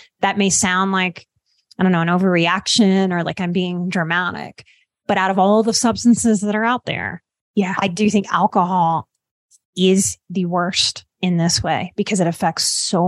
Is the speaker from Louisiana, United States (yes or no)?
yes; Louisiana, United States; I'm from Louisiana.